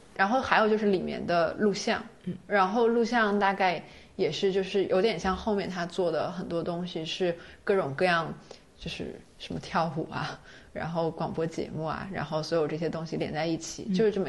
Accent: China; 因为我是中国人

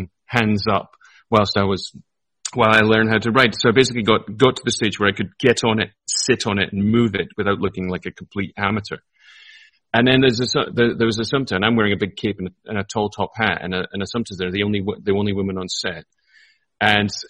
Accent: Edinburgh, Scotland, United Kingdom; I'm from Leith in Edinburgh

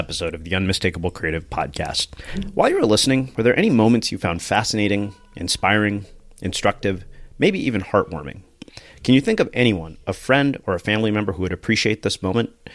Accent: India; being Indian

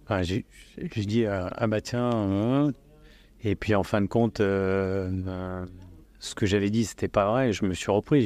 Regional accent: Lyon, Auvergne-Rhône-Alpes, France; je suis lyonnais, mais je suis plus citoyen du monde

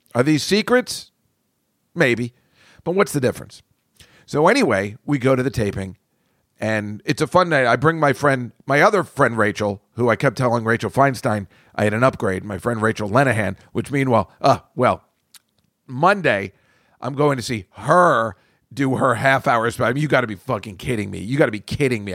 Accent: United States; I'm from America

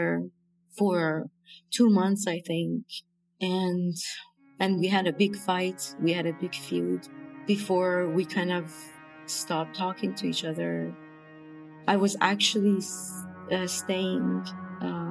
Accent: Iran; moved away as an adult; also born or lived in India; now in Toronto, Canada; I moved away from Iran. I left Iran when I was 23, alone to India.

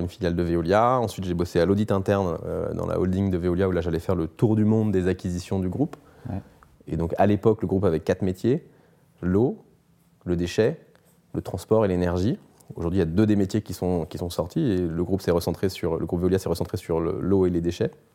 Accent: Brittany, France; also born or lived in Australia; je suis breton, je fais du bateau

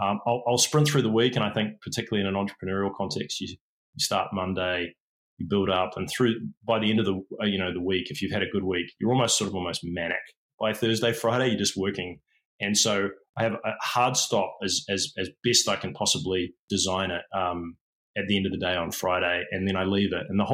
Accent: England, United Kingdom; born there; I was born in England. My father's English. My mum's a Kiwi.

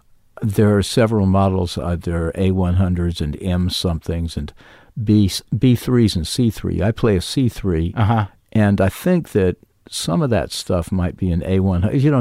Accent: Gainesville, Florida, United States; Grew up in Gainesville, Florida.

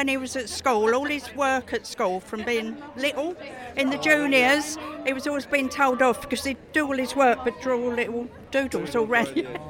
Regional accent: Billericay, East of England, United Kingdom; Essex? Of course, Billericay.

